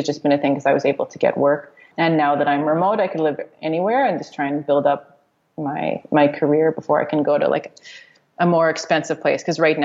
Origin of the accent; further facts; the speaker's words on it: Montreal, Quebec, Canada; moved away as an adult; growing up in Montreal